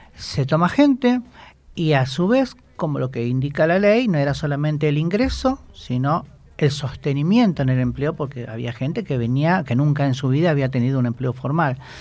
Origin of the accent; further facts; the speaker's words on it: Moreno, Buenos Aires Province, Argentina; yo soy de Moreno